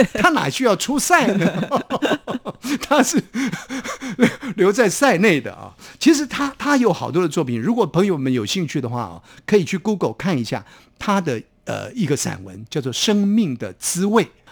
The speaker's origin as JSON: {"language": "Chinese", "country": "Taiwan"}